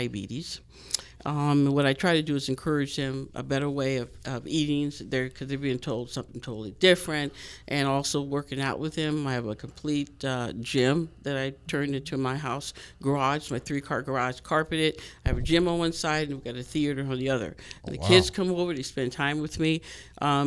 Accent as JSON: {"language": "English", "town": "Los Angeles", "region": "California", "country": "United States", "moved": "as an adult", "lives_now": "Las Vegas, United States", "said": "I'm from California, of course, but Los Angeles, San Pedro"}